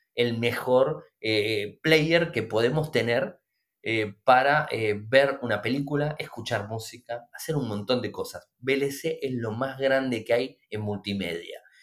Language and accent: Spanish; Argentina; nosotros en Argentina